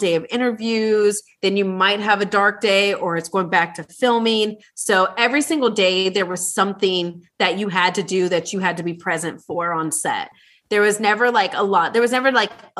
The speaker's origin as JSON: {"language": "English", "region": "Ohio", "country": "United States", "said": "I'm from Ohio, we're huggers"}